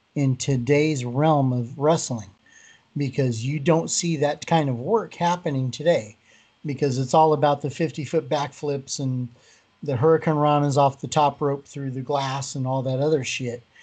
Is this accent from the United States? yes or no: yes; Colorado, United States; moved away; I was originally born in Colorado